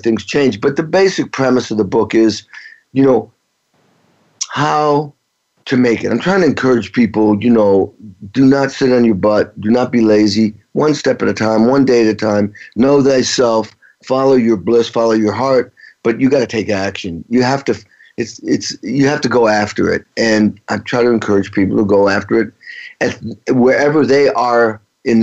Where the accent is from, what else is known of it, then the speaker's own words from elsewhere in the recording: Stockbridge, Massachusetts, United States; growing up in Western Massachusetts, a town of 3,000 called Stockbridge